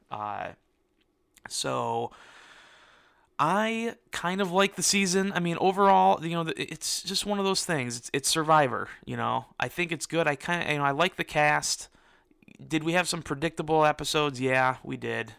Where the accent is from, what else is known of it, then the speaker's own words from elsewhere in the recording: Michigan, United States; I'm from Michigan